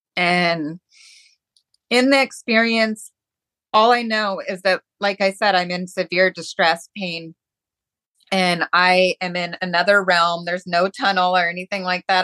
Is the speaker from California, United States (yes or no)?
no; Seattle, Washington, United States; I grew up in Seattle